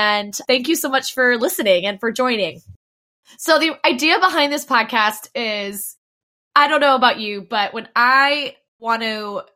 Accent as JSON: {"language": "English", "town": "Dayton", "region": "Ohio", "country": "United States", "moved": "as an adult", "lives_now": "Orlando, United States", "said": "I'm originally from Dayton, Ohio, and was brought to Orlando"}